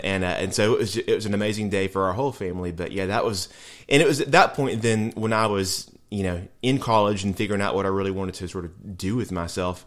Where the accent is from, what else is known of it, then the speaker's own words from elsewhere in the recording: Nashville, Tennessee, United States; I grew up here in Nashville, went to public school here in Nashville